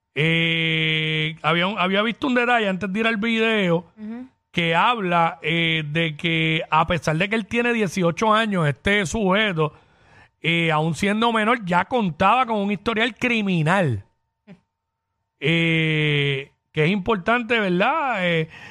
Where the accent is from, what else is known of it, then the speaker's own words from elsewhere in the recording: Cabo Rojo, Puerto Rico; mi pueblo allá en Cabo Rojo